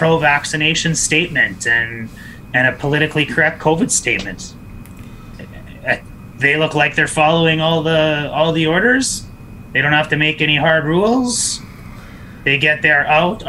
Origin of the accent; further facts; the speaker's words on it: Saskatchewan, Canada; now in Edmonton, Canada; I grew up in Saskatchewan